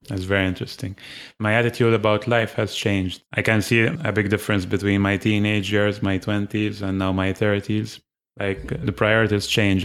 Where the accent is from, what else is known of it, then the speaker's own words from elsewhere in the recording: Malta; I'm from Malta.